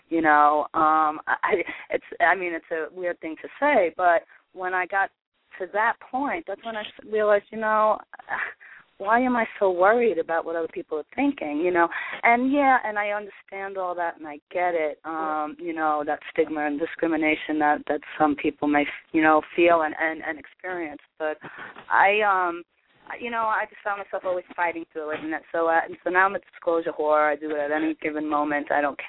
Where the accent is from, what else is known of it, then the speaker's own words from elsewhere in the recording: New York, United States; now in Kansas City, United States; Hi, I'm from Kansas City. Originally a New Yorker.